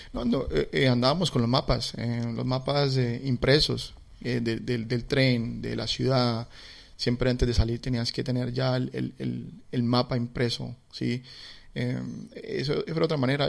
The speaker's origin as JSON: {"language": "Spanish", "town": "Cali", "region": "Valle del Cauca", "country": "Colombia", "tie": "born or raised there", "moved": "as an adult", "lives_now": "Melbourne, Australia", "said": "yo como caleño, a mí la salsa eh, pues, es, es, algo muy, mm, digamos, muy natural para nosotros, eh, la salsa. Eh, y, y, bueno, así crecí yo"}